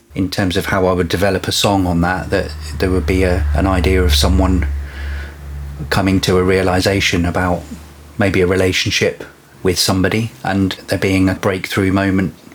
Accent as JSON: {"language": "English", "area": "Devon", "region": "South West England", "country": "United Kingdom", "tie": "born or raised there", "said": "I grew up in Devon, so I saw lots of stars as a child."}